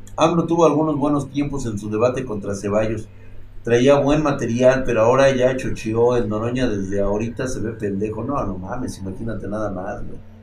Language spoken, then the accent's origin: Spanish; Mexico; a mis creencias y a mi cultura como mexicano